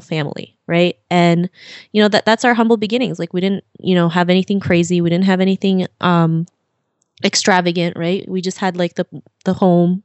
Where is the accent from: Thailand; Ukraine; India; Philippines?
Philippines; now in Toronto, Canada; I was born and raised in the Philippines, and my father decided to move to Canada to have better opportunities for us